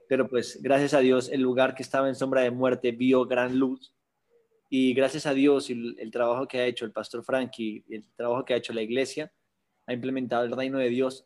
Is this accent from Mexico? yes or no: no; Bogotá, Colombia; yo nací en Bogotá, Colombia, al sur de Bogotá